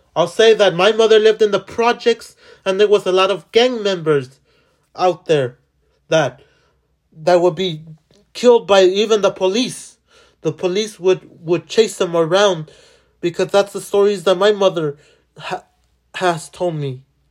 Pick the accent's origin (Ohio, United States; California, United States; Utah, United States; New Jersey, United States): California, United States; Los Angeles; I was born in downtown. I was born in Boyle Heights